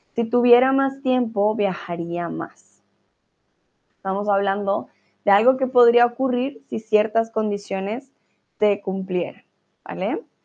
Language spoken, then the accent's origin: Spanish; Colombia; now in Germany; Soy de Colombia, estoy viviendo en Alemania